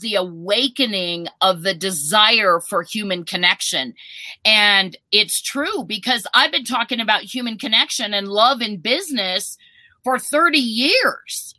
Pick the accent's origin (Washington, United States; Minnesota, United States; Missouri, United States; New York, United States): Minnesota, United States; now in Colorado, United States; I was born in Minnesota.